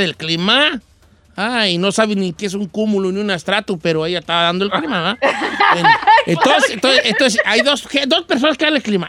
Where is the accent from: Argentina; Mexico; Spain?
Mexico